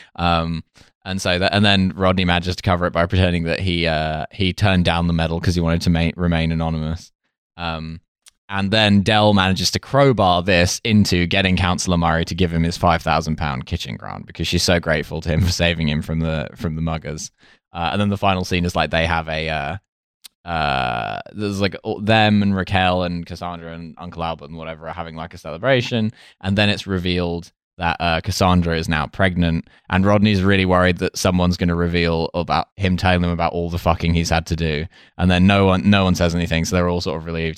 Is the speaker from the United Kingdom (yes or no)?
yes; Essex, East of England, United Kingdom; growing up in Essex, which is an extremely Cockney part of the world